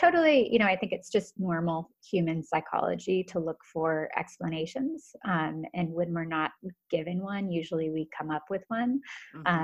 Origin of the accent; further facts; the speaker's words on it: United States; I'm American